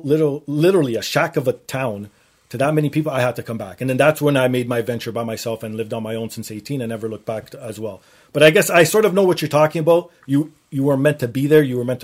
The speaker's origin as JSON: {"language": "English", "town": "Toronto", "region": "Ontario", "country": "Canada", "said": "Obviously, being from Toronto, so."}